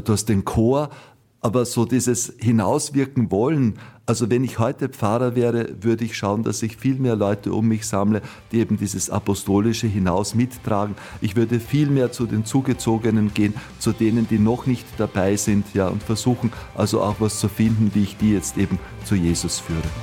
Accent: Austria; bei uns in Österreich

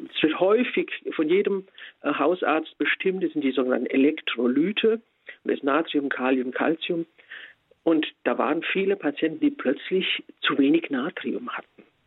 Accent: Spessart, Germany; bei uns im Spessart

